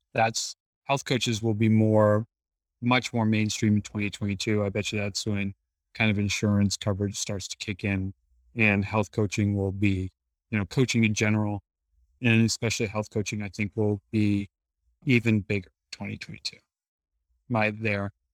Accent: Boston, Massachusetts, United States; In Boston, Massachusetts

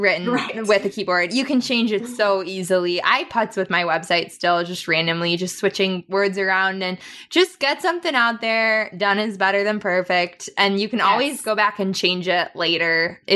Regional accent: Wisconsin, United States; I'm from Wisconsin

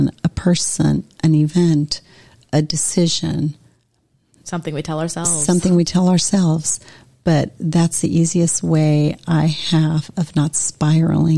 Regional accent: Montevideo, Uruguay; I was born in Montevideo in Uruguay in South America.

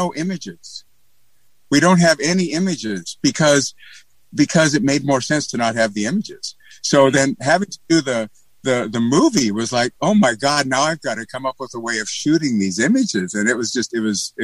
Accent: Montana, United States; I am from Montana

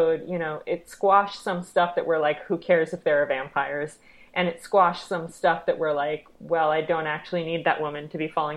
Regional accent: New York City, New York, United States; I grew up in Brooklyn Heights

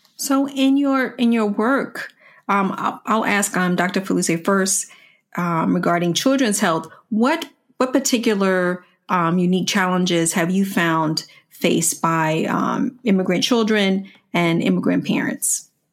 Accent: Washington, District of Columbia, United States; growing up in Washington, D C

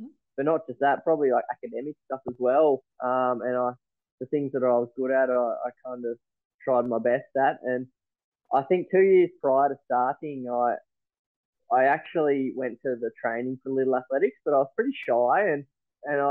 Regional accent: Launceston, Tasmania, Australia; Launceston boy my whole life. Grew up in Invermay

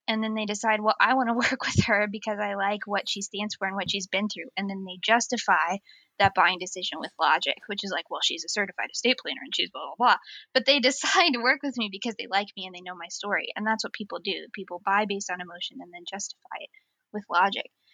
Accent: United States; accent: American; moved away as an adult; now in North East England, United Kingdom; I am an American transplant also living in the northeast of England.

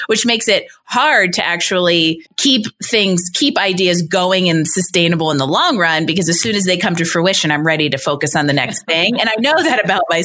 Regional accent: Pennsylvania, United States; moved away as an adult; also born or lived in Boston; now in Colorado, United States; I'm from Pennsylvania and then I lived in Boston

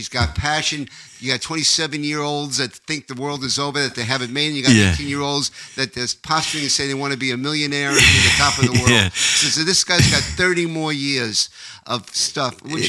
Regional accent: Westbury, New York, United States; moved away as an adult; also born or lived in Rancho Cucamonga, California; now in California, United States; I grew up in Westbury, Long Island

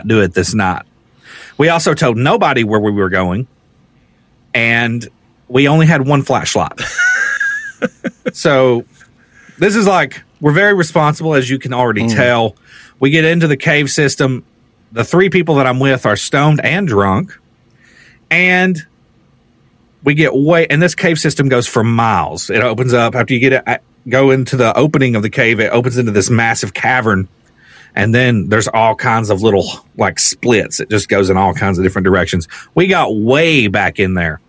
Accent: Rockcastle County, Kentucky, United States; my hometown

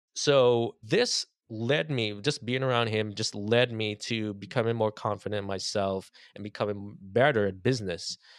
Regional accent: Trinidad & Tobago; moved away as an adult; now in United States; growing up in Trinidad

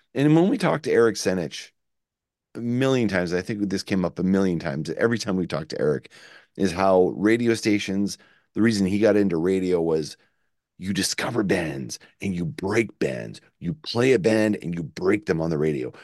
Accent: Shediac, New Brunswick, Canada; That's not where we're from. We're actually from Shityak

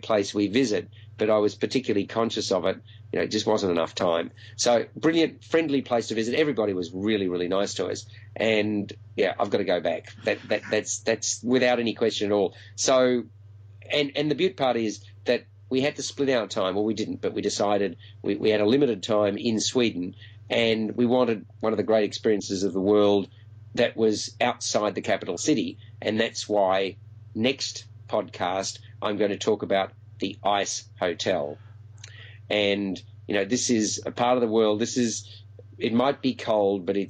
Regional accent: Melbourne, Victoria, Australia; my hometown of Melbourne

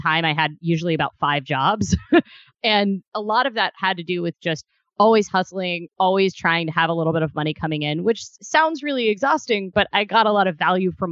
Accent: Ohio, United States; moved away; also born or lived in Kentucky; I spent about half my day in Kentucky and half in Ohio

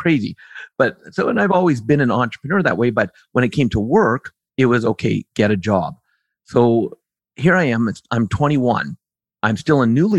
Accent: Canada; also born or lived in central Alberta; I live in central Alberta in Canada, born and bred Canadian

